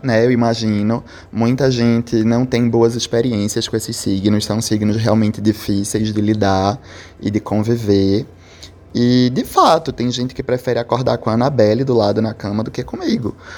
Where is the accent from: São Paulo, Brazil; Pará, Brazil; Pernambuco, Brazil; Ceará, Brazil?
Pernambuco, Brazil; Recife; eu sou de Recife